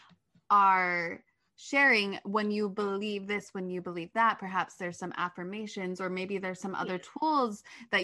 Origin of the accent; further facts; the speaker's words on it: Park City, Utah, United States; I'm from Park City, Utah, so they film a lot where I'm from